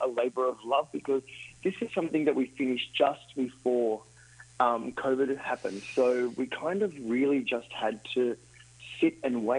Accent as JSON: {"language": "English", "town": "Sydney", "region": "New South Wales", "country": "Australia", "moved": "yes", "lives_now": "Miami, United States", "said": "We're both from Australia. I'm from Sydney originally, but live in Miami"}